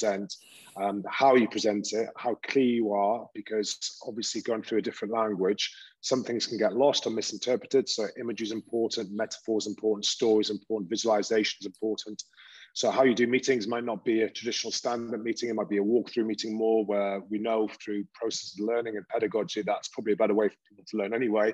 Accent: Newcastle upon Tyne, North East England, United Kingdom; accent: Geordie; now in Italy; where I was brought up in Newcastle

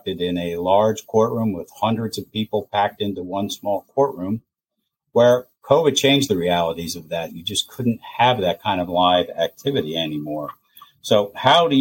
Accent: Montgomery County, Pennsylvania, United States; Montgomery County is my hometown

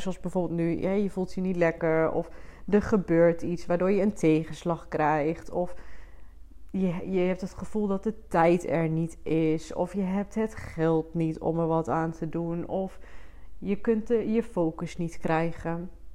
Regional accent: Twente, Overijssel, Netherlands; ik kom uit Twente. Ik doe mijn best om het niet te veel te laten horen. Ik ben wel trots op mijn roots.

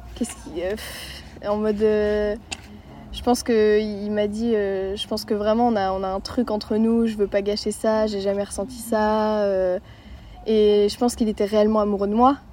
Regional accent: Lannion, Brittany, France; j'ai 14 euh, ans, je suis de Lannion.

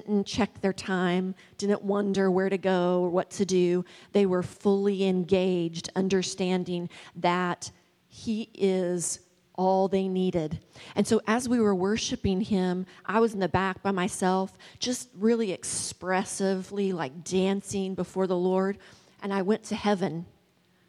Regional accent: West Virginia, United States; moved away; I'm originally from West Virginia, and I don't usually use y'all

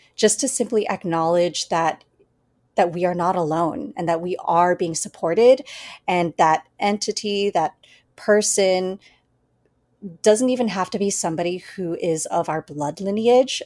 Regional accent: United States; being born and raised in the United States

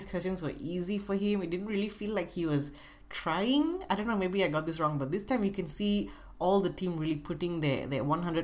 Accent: Singapore; Being a Singaporean myself

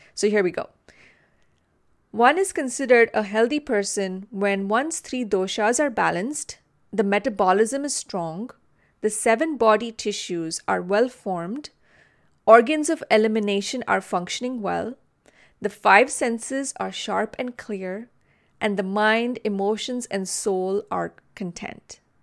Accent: Mumbai, Maharashtra, India; I grew up in Mumbai, India

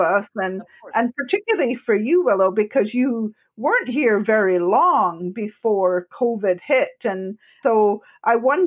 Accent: Northeast of Scotland, United Kingdom; moved away as an adult; also born or lived in Calgary, Canada; now in Nova Scotia, Canada; I was brought up in the Northeast of Scotland

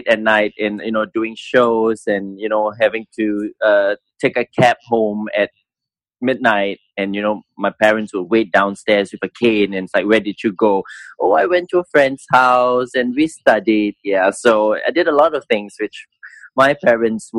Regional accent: Singapore; I came from Rosyth School, which is one of the top schools in Singapore

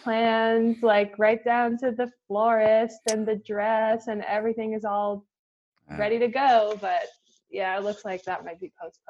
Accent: New York, United States; a lot of kids growing up in New York, is that we have this incredible exposure to people from all kinds of cultures growing up in New York.

